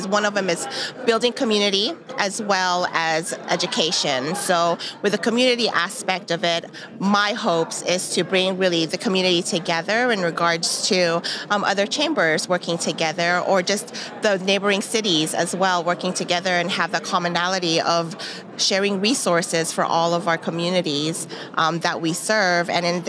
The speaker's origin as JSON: {"language": "English", "region": "California", "country": "United States", "lives_now": "Arkansas, United States", "said": "Yes, I am a transplant. I came from California. I will have my Northwest Arkansas anniversary on Thanksgiving to the day."}